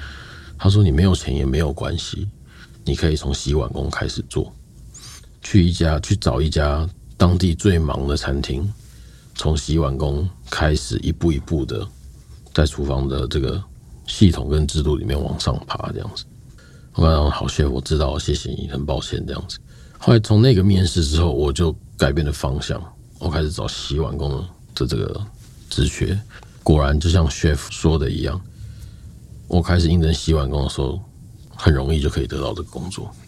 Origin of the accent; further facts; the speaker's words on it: Taiwan; moved away as an adult; also born or lived in New Zealand / Australia; 我们这一代的台湾人